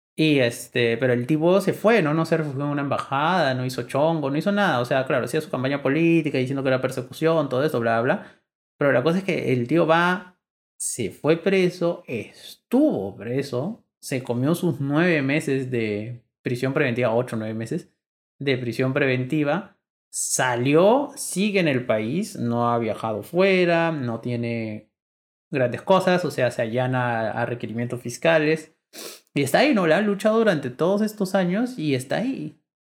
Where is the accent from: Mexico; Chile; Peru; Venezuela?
Peru; somos peruanos congresistas